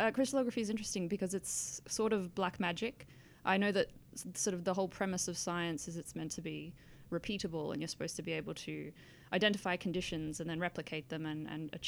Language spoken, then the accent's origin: English; Australia; I am Australian.